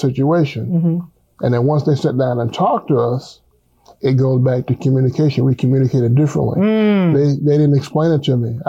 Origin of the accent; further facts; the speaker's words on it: Tampa, Florida, United States; I'm from Tampa, Florida. That's my hometown.